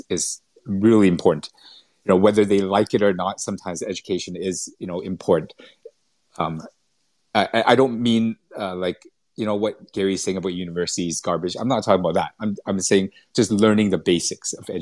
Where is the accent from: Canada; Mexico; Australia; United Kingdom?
Canada; Vancouver, British Columbia; moved away as an adult; also born or lived in Singapore / Malaysia; I was brought up in Vancouver in Canada